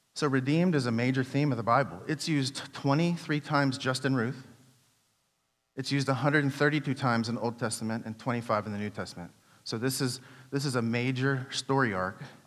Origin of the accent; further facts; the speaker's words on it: United States; I'm from Washington